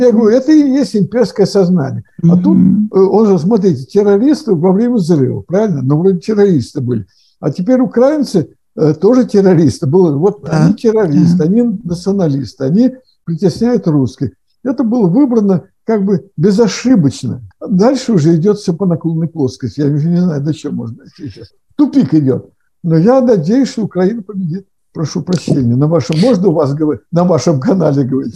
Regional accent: Russia; born or raised there

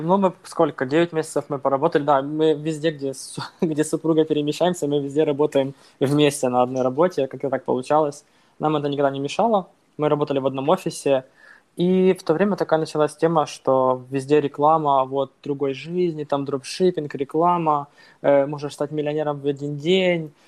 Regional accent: Bila Tserkva, Kyiv Oblast, Ukraine; moved away as an adult; now in Poland; я родом из Украины, из Киевской области, такой город Белая Церковь

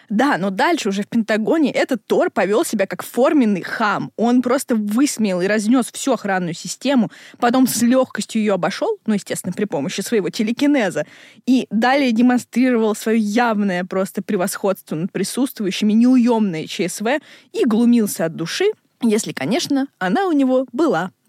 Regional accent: Zhulebino, Moscow, Russia; я отсюда, я из Жулебина.

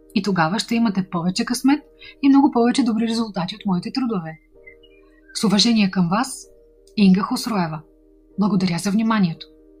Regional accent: Bulgaria; от България

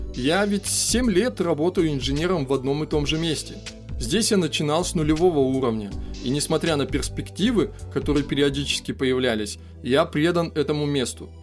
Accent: Irkutsk, Irkutsk Oblast, Russia; родной Иркутск

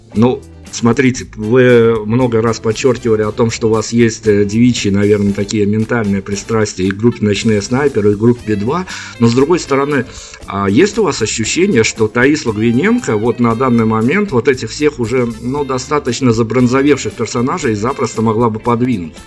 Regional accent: Belarus; у нас, э, как у белорусов

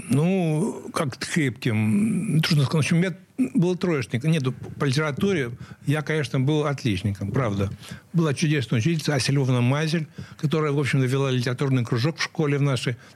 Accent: Saint Petersburg, Russia; Самая-самая юность прошла моя э, в Московском районе на улице Алтайской и дом 22, и это была школа, где я учился, средняя школа 429.

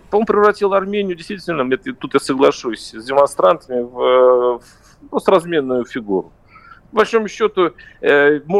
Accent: Moscow, Russia; Я сам из Москвы, знаешь.

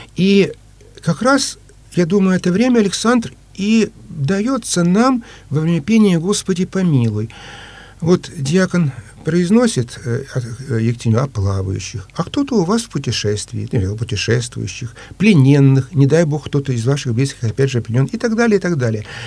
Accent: Ukraine; now in Saint Petersburg, Russia; Я по происхождению э, русский, но родился и вырос э, на Украине

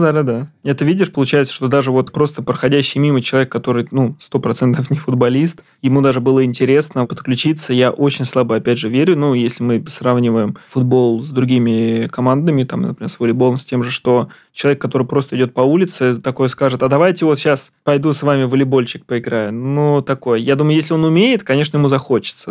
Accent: Ramenskoye, Moscow Oblast, Russia; я из Раменского, например, у нас там был изначально прям футбол

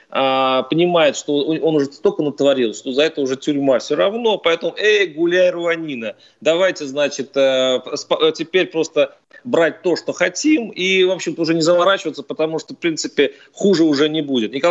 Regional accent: Belarus; американцы доверяют намного больше выборам своим, чем мы, белорусы, вместо взяты.

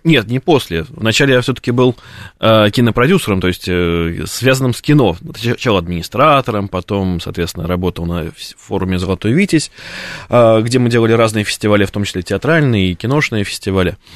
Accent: Russia; мы русские

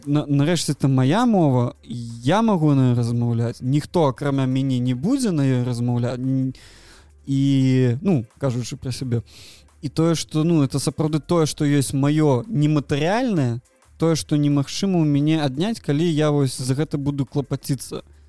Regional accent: Belarus; Belarusian is a second language; у нашай краіне

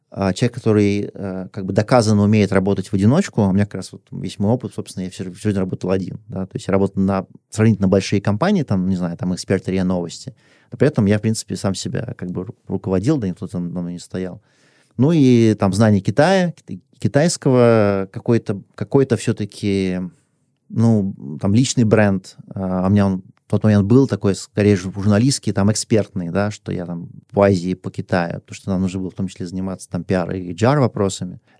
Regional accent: Russia; moved away as an adult; also born or lived in Hong Kong / China; Я вернулся в Россию уже

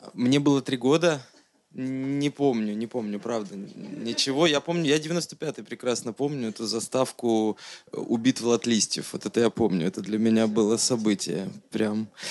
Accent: Nizhny Tagil, Sverdlovsk Oblast, Russia; Я тоже из Нижнего Тагила

